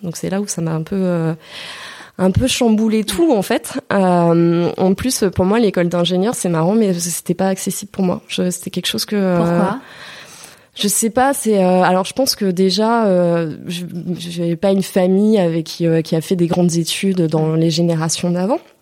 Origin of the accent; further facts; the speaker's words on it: Moselle, near Thionville, Grand Est, France; moved away as an adult; also born or lived in Mulhouse, Alsace / Nancy; J'ai grandi donc en Moselle, donc c'est pas très très loin. D'ailleurs c'est pour ça qu'on me confond toujours. On dit que je suis une Alsacienne, mais non, non c'est Mosellane Lorraine. Mais j'ai grandi à côté de, de Thionville